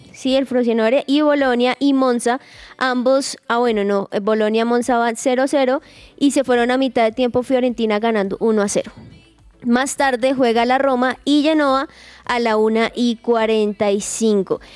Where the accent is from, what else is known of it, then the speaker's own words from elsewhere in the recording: Colombia; nosotros como colombianos